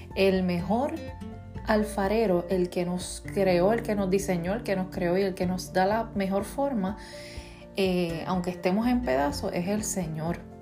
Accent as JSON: {"language": "Spanish", "country": "Puerto Rico", "said": "soy boricua"}